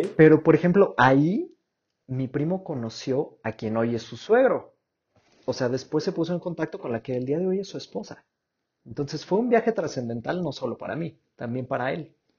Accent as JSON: {"language": "Spanish", "country": "Mexico"}